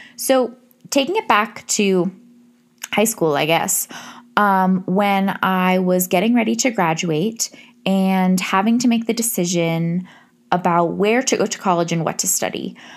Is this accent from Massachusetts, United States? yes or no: yes; Massachusetts, United States; I decided to go to a state school in my home state of Massachusetts